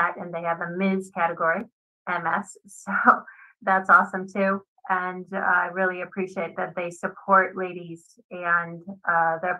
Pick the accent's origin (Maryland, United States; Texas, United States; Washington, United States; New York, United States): Maryland, United States; Laurel; I went to my hometown. My hometown's they have like a little festival for our town, Laurel Savage area, Maryland.